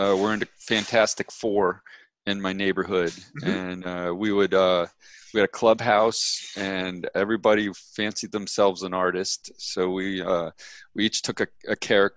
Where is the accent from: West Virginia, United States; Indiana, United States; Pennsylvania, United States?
Pennsylvania, United States; Ohio region, Western; moved away as an adult; also born or lived in New York City; I grew up. Western Pennsylvania, Ohio region